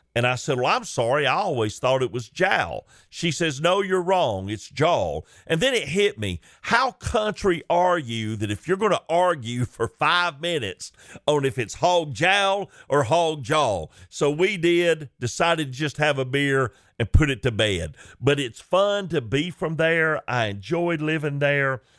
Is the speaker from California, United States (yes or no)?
no; Chickamauga, Georgia, United States; growing up in Chickamauga in a Christian home